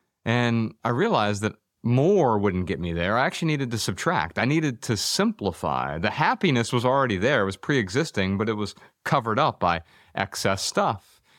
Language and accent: English; Dayton, Ohio, United States; born there; You know, I grew up really poor. I was born in Dayton, Ohio